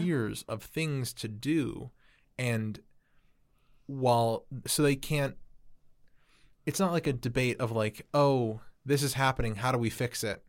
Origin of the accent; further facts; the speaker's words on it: Chicago, Illinois, United States; I'm from Chicago